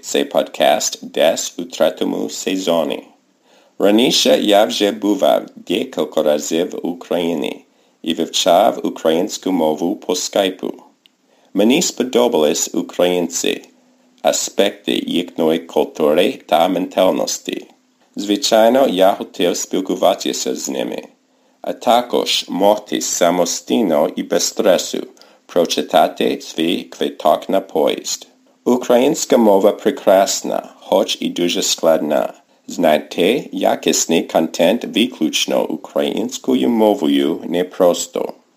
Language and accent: Ukrainian; United States; Ukrainian is a second language; я американець